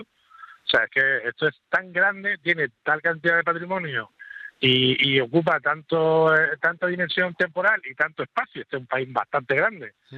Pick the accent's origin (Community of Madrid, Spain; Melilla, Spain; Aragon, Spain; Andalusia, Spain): Andalusia, Spain; somos todos andaluces